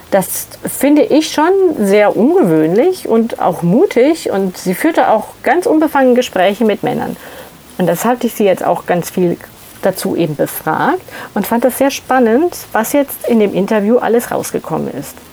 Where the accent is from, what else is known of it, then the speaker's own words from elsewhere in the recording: Ansbach, Bavaria, Germany; also ich bin aufgewachsen in Ansbach in Mittelfranken